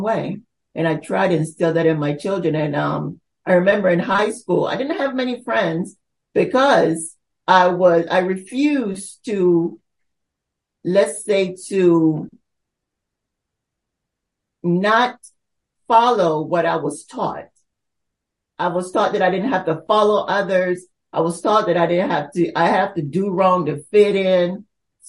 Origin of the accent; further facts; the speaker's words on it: North Carolina, United States; also born or lived in Almirante, Bocas del Toro, Panama; I was born there, but I was basically moved to the states at 12, and I was raised in North Carolina